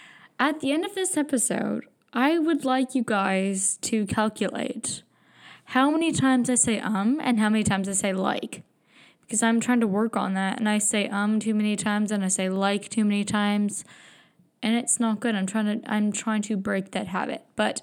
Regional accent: Brampton, Ontario, Canada; also born or lived in British Columbia; So I grew up in Brampton. And I knew I had to get out.

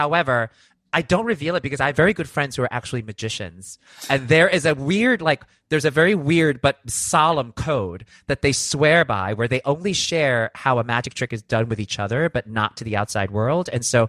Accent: East Coast, United States; You know, growing up in the East Coast, that's not something I was familiar with at all.

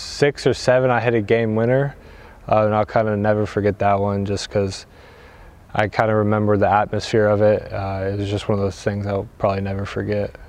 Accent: Louisville, Kentucky, United States; moved away as an adult; now in Portugal; I'm from Louisville, Kentucky uh, in the States

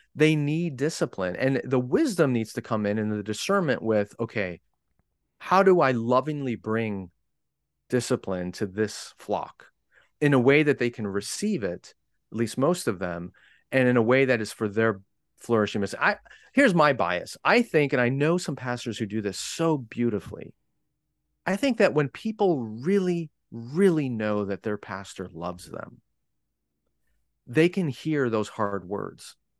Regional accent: United States; I'm an American

